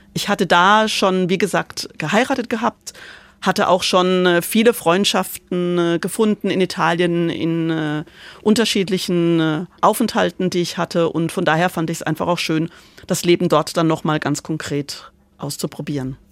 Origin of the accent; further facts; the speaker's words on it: Karlsruhe, Baden-Württemberg, Germany; moved away as an adult; also born or lived in Prali, Italy / Milan, Italy; ich bin in Karlsruhe groß geworden